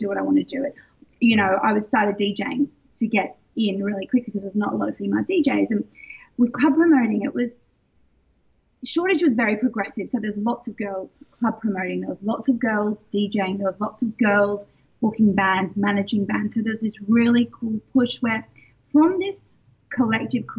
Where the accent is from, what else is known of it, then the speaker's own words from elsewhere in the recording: Sydney, New South Wales, Australia; moved away as an adult; also born or lived in London, United Kingdom; I'm Australian and I moved to London. I was there for 15 years.